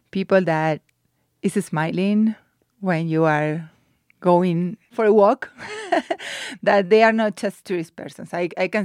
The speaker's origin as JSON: {"language": "English", "region": "Buenos Aires", "country": "Argentina", "tie": "born or raised there", "said": "So I grew up in Buenos Aires, that is a big city. My house there is very close to the river, Rio de la Plata."}